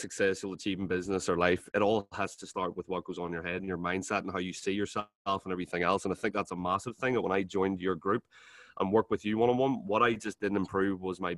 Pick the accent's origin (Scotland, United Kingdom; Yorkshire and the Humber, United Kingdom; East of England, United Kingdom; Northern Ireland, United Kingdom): Northern Ireland, United Kingdom; we're both from Northern Ireland